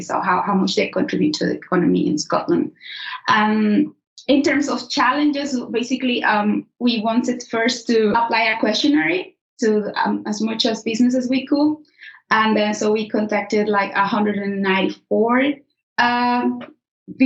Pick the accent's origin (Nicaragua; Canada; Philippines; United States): Nicaragua; moved away as an adult; now in Edinburgh, United Kingdom; I am from Nicaragua